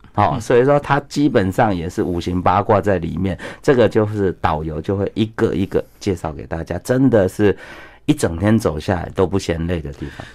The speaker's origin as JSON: {"language": "Chinese", "country": "Taiwan", "said": "我们台湾人的同胞"}